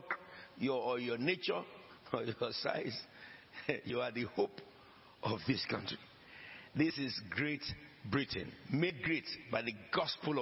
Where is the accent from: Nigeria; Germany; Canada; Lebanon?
Nigeria; moved away; I came from Nigeria. My grandfather came from Sierra Leone.